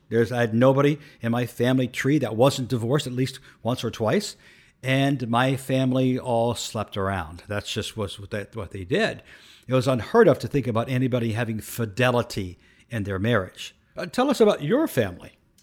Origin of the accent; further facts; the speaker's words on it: Canton, Ohio, United States; I grew up in urban Uh, Canton, Ohio, in an urban center deep in the hood